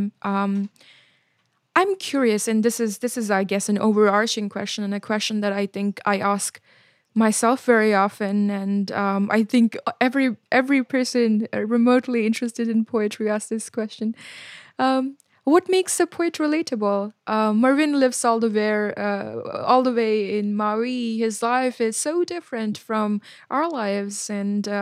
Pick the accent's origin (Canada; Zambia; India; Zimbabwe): India; Gaya, Bihar; moved away; my hometown of Gaya